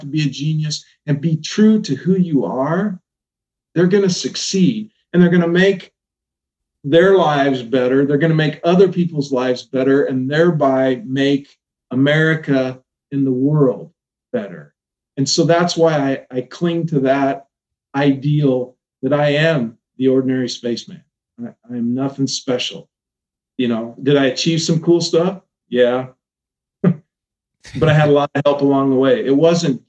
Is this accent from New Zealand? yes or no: no; Omaha, Nebraska, United States; I'm from the Omaha area